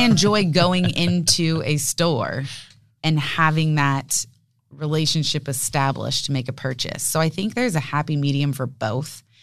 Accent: San Diego, California, United States; we're a local family, born and raised in San Diego, me, my parents

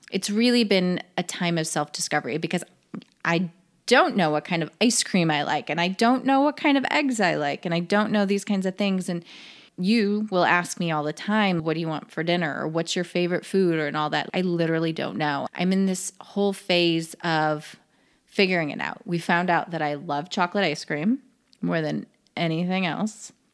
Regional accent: Chicago, Illinois, United States; moved away as an adult; I was born in Illinois, raised in Illinois

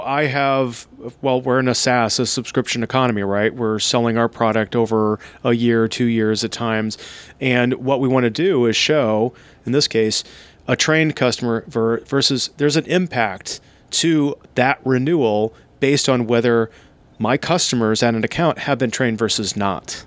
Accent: Seattle, Washington, United States; here in my hometown of uh, Seattle, Washington

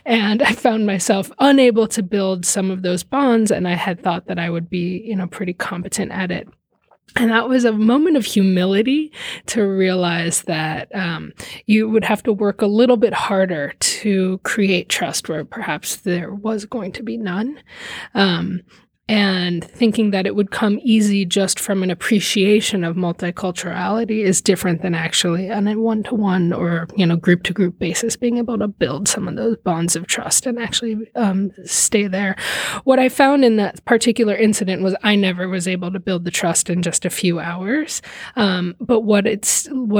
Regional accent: Miami, Florida, United States; I grew up in Miami, Florida, which is a very multicultural city here in the United States

